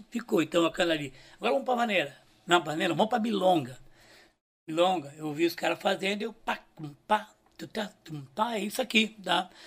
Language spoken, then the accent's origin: Portuguese; São Paulo, Brazil; Eu, eu me lembrei que eu, eu curti … quando era guri em São Paulo, né?